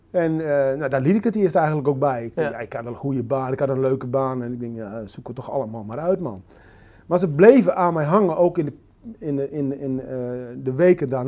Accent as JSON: {"language": "Dutch", "region": "Groningen", "country": "Netherlands", "tie": "born or raised there", "moved": "as an adult", "lives_now": "Drenthe, Netherlands", "said": "52 jaar. Ik woon momenteel in de provincie Drenthe. Ik ben een geboren Groninger."}